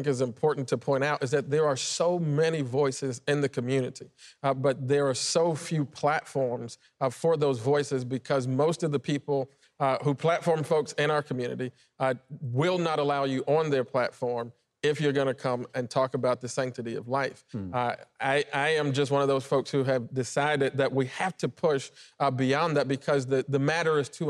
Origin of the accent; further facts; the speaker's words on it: Chicago, Illinois, United States; I went to college in Chicago. I grew up in Chicago.